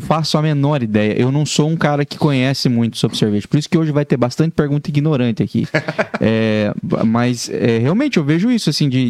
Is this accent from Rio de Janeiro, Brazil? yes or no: no; Paraná, Brazil; now in Joinville, Brazil; eu sou, sou filho paranaense